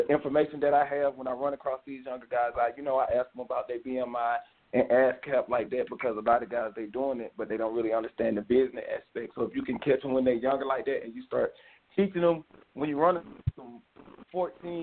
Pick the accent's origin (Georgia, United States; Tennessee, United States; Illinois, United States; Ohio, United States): Georgia, United States; LaGrange; I'm from LaGrange, Georgia